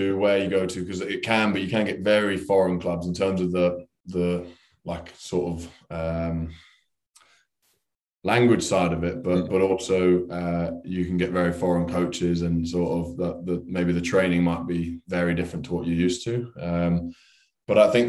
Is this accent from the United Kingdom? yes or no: yes; London, United Kingdom; as a Englishman who's lived in pretty much around London his whole life